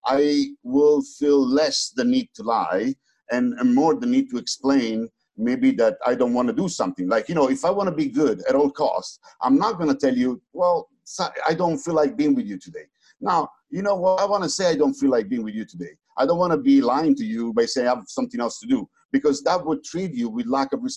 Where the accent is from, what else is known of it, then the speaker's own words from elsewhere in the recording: Naples, Campania, Italy; also born or lived in United States; I'm from Naples, you know, I was born in Naples